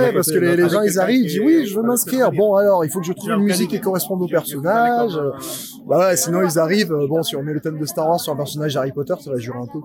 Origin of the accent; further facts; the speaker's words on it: Aubagne, Provence-Alpes-Côte d'Azur, France; Je suis d'Aubagne, donc je suis de la région